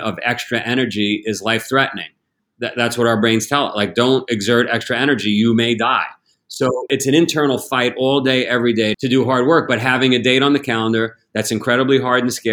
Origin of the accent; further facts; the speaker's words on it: United States; as an American, as a global citizen